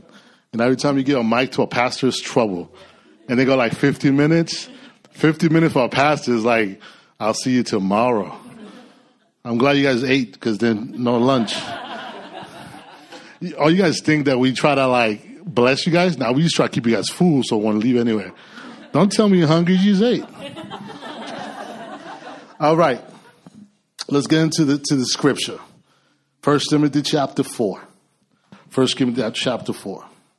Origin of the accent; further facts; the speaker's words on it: California, United States; now in Austin, United States; I mean, we came from Cali. And the Lord really called us, you know. My wife and I, we've been praying about moving, relocating